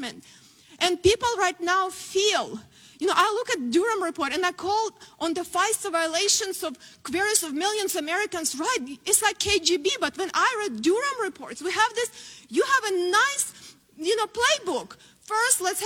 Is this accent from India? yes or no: no; Ukraine; born or raised there; moved away as an adult; now in United States